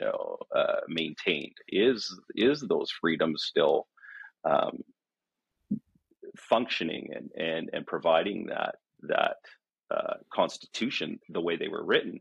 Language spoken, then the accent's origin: English; Central Alberta, Canada; I was from Central Alberta